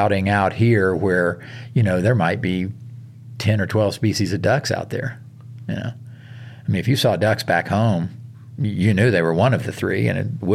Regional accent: the South, United States; moved away; I grew up hunting in the South

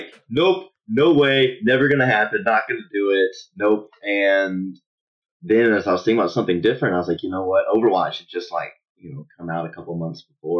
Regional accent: Nashville, Tennessee, United States; I grew up in Nashville, Tennessee, and I enlisted in the U.S. Army in 2011

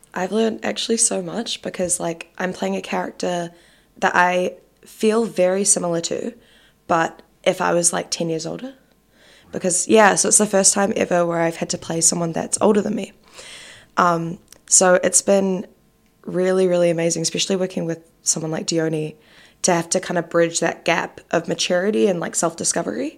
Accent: New Zealand; now in Auckland, New Zealand; growing up in New Zealand, like, I've always been here, like, I grew up here

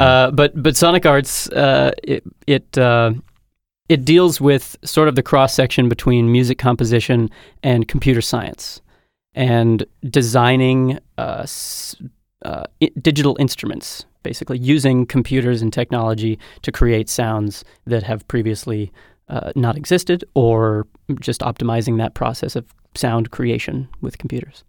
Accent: North Dakota, United States; also born or lived in Montana; I hail from the Mondac region.

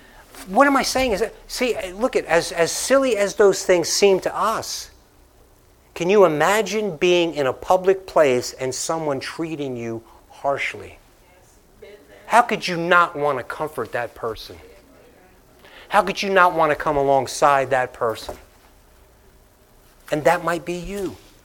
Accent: Northeast, United States; I mean, when I came down here and I'm from the Northeast and I'm talking to people, they're looking at me like I'm speaking a different language.

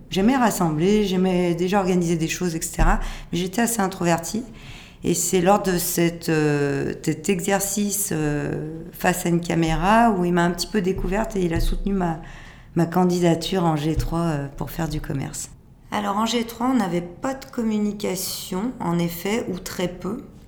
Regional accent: Lyon, Auvergne-Rhône-Alpes, France; je suis lyonnaise, je suis née à Lyon d'une famille lyonnaise

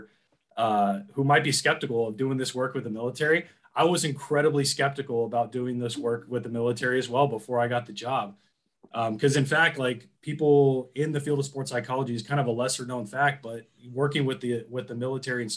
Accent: San Diego, California, United States; I grew up in San Diego, which is an incredibly, you know, really military heavy, place

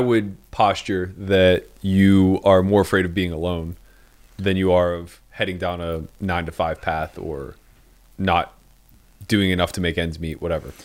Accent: Pittsburgh, Pennsylvania, United States; moved away; the best Yinzer to ever live

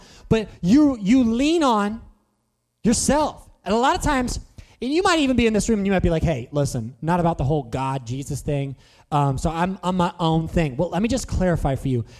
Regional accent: Chester County, Pennsylvania, United States; I was from Chester County

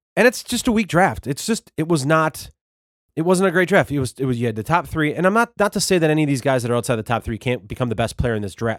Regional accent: Wisconsin, United States; I'm from Wisconsin.

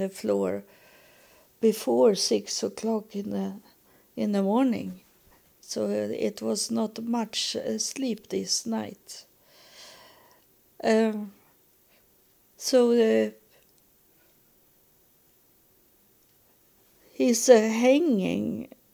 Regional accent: Sweden; English is a second language; Here in Sweden, we have Paul in that we spell it Swedish, not English

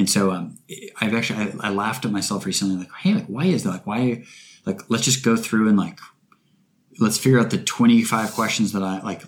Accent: Bainbridge Island, Washington, United States; moved away; also born or lived in Seattle; my hometown, Bainbridge Island, which is a super beautiful place

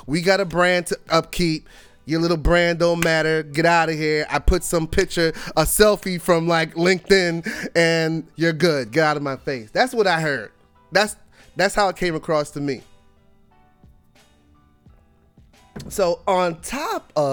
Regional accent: New York City, New York, United States; I was born in Brooklyn in hip hop, and I was born to Trini and Cuban parents. I grew up poor

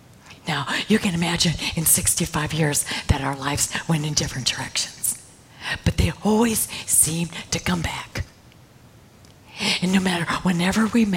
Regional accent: Michigan, United States; I came from Michigan.

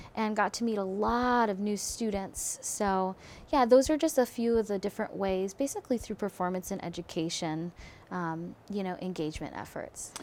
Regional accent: Philadelphia, Pennsylvania, United States; also born or lived in Berlin; now in Eugene, United States; growing up in Philadelphia

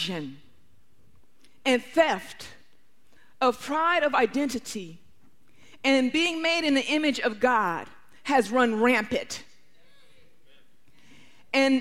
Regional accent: Detroit, Michigan, United States; I grew up in Detroit, which was at that time 82% black

